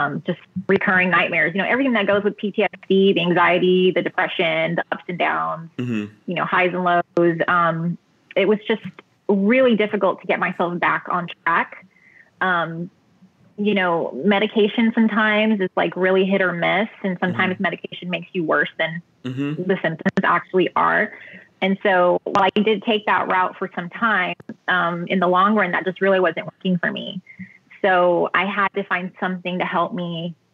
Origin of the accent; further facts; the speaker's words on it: Texas, United States; Born and raised in Texas